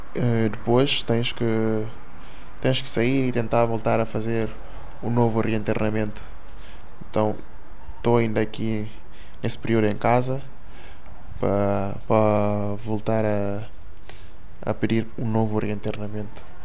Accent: Guinea-Bissau; moved away as an adult; now in Portugal; nasci na Guiné-Bissau. Uh, eh, cheguei cá com 18 anos.

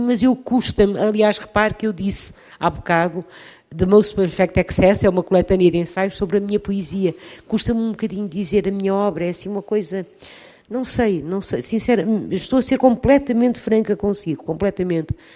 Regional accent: Leça da Palmeira, Norte, Portugal; also born or lived in Lisbon / Sintra; porque nasci poucos meses depois em Lisboa e vivi em Sintra, cidade que hoje é património mundial. Quando tinha nove anos, fui com os meus pais para o norte de Portugal, Lessa da Palmeira, perto de Matosinhos

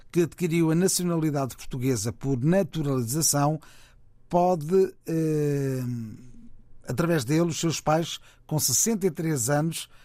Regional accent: Cape Verde; sou cabo-verdiano, residente em Cabo Verde.

